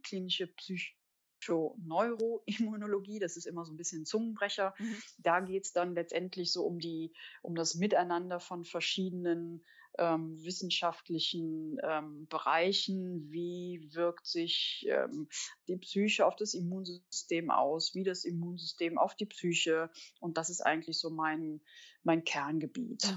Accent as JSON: {"language": "German", "town": "Cologne", "region": "North Rhine-Westphalia", "country": "Germany"}